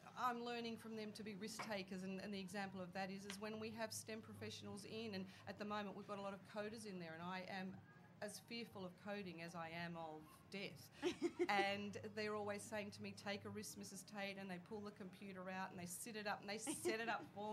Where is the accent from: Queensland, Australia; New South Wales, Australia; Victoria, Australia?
New South Wales, Australia; Sydney; we've lived in Sydney all our life